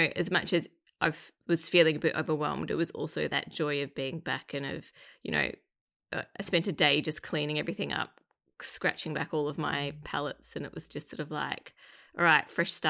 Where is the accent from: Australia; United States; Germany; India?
Australia; It's the Australian in me.